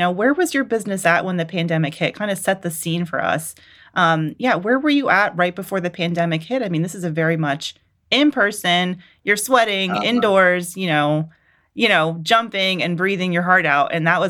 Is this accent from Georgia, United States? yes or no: yes; Atlanta, Georgia, United States; y'all know I'm from Atlanta